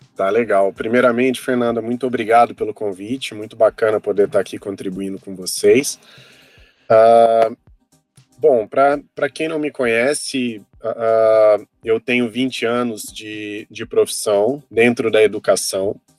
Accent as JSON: {"language": "Portuguese", "region": "south of Minas Gerais", "country": "Brazil", "tie": "born or raised there", "also_born_or_lived": "Brasília", "moved": "as an adult", "said": "no sul de Minas, de onde eu sou natural"}